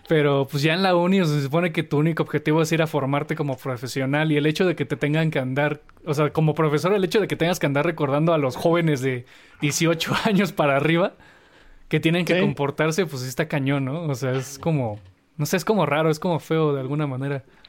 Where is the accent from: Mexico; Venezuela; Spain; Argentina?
Mexico; valores que, que, nos han inculcado como cultura mexicana